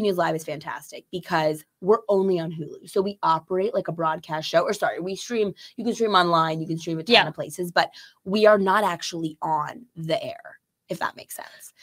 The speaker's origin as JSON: {"language": "English", "town": "Chicago", "region": "Illinois", "country": "United States", "tie": "born or raised there", "said": "I'm from Chicago proper"}